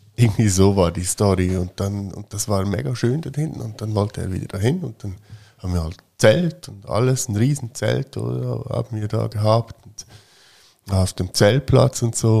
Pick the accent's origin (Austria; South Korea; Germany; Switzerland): Switzerland; Fricktal, Aargau; ich bin ja im Fricktal aufgewachsen